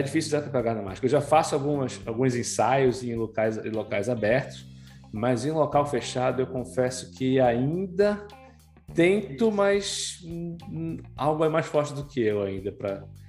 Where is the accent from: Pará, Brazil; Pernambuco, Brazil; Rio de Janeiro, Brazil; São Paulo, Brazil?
Pará, Brazil; eu sou paraense